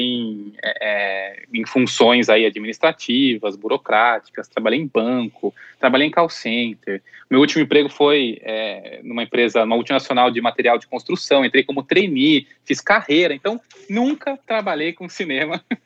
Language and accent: Portuguese; Artur Nogueira, São Paulo, Brazil; also born or lived in Campinas; eu sou de Campinas, então eu sou do interior, eu vivi boa parte da minha infância e adolescência mais no interior ainda, que é Artur Nogueira, que é uma cidade bem próxima de, de Campinas